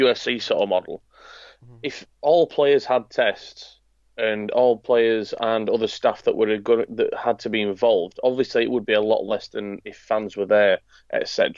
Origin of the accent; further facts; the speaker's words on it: Yorkshire and the Humber, United Kingdom; me being a Yorkshireman